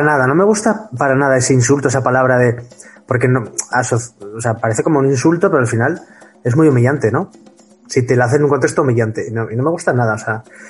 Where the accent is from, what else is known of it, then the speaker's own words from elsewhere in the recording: Huesca, Aragon, Spain; now in Madrid, Spain; somos ambos de Huesca, yo vivo en Madrid.